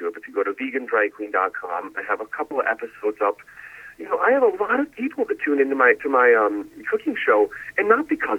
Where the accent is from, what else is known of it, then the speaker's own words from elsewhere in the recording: Milwaukee, Wisconsin, United States; I'm from Milwaukee, Wisconsin, born to a famous dairy celebrity and the owner of a German restaurant